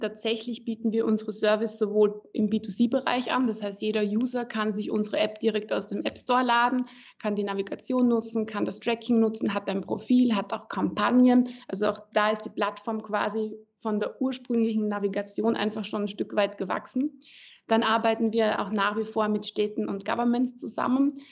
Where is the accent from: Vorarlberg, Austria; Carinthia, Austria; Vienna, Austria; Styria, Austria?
Styria, Austria; Graz; also born or lived in Berlin, Germany / Klagenfurt, Austria; in Graz, also quasi meiner Heimat